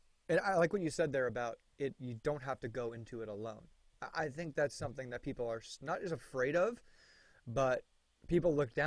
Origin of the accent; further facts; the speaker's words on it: Florida, United States; I'm from Florida